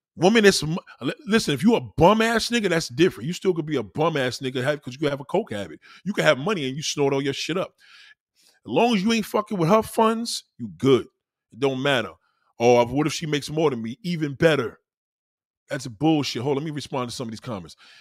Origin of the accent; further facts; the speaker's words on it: New York City, New York, United States; also born or lived in Brooklyn / Staten Island; I'm a New Yorker. I was born and raised here